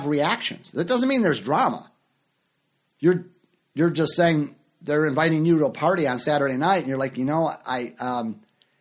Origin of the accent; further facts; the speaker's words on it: Chicago, Illinois, United States; moved away; also born or lived in Orlando, Florida; And for years I lived in Orlando, Florida, and I'm from Chicago